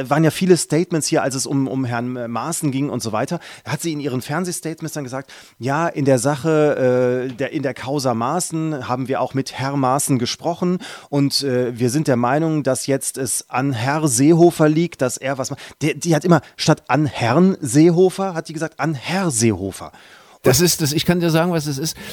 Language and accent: German; Saxony-Anhalt, Germany; born there; gebürtig in Sachsen-Anhalt, wenn ich das hier mal sagen.